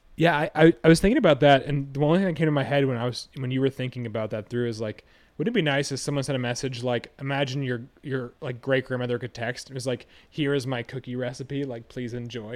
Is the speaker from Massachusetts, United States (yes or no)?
yes; Hingham, Massachusetts, United States; growing up in Hingham